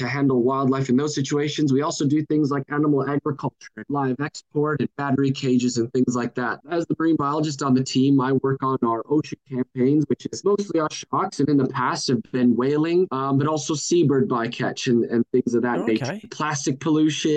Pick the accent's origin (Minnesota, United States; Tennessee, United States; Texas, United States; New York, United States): Minnesota, United States; moved away as an adult; also born or lived in California; now in Australia; I grew up in Minnesota in the United States